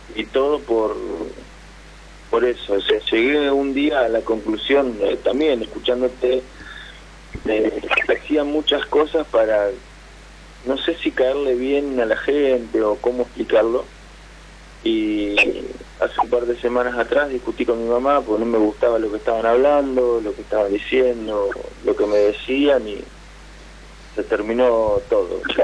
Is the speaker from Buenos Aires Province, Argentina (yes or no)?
no; Santo Tomé, Santa Fe, Argentina; De Santo Tomé, Santa Fe